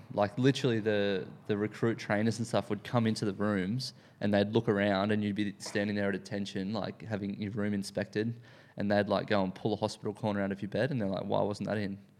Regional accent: Sunshine Coast / North Brisbane, Queensland, Australia; now in Sydney, Australia; I grew up in, um, in the Sunshine Coast, or, like, North Brisbane, uh, when I was younger.

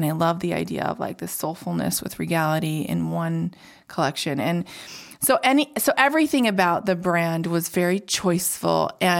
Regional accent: Indiana, United States; So, gosh, I grew up in Indiana, entrepreneurial mom.

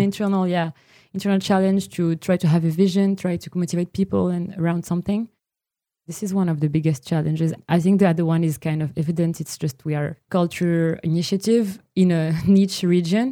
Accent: Morocco; moved away; now Morocco is still my home country

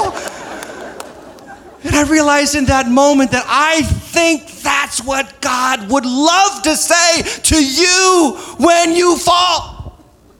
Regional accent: New England, United States; moved away; I'm from New England

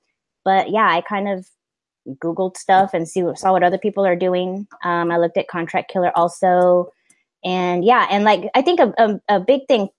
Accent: Texas, United States; also born or lived in California; See, and I'm from Texas and California, so I can kind of get where both of y'all are coming from.

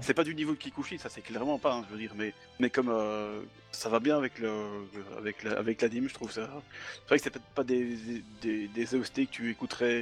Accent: Belgium; Je suis, je suis belge, je dis 90.

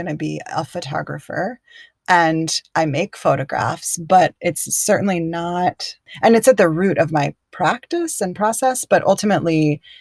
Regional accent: Chapel Hill, North Carolina, United States; moved away as an adult; also born or lived in Durham / New York / San Francisco; I grew up where I'm living now. I grew up in Chapel Hill and Durham in North Carolina and moved away.

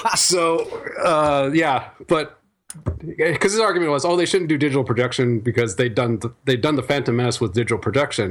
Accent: Iowa, United States; moved away; my hometown back in Iowa

